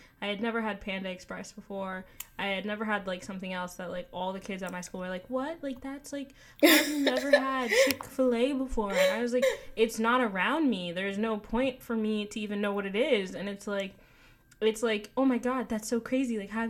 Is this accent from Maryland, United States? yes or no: no; Newark, New Jersey, United States; I'm from New Jersey. I'm from Newark, New Jersey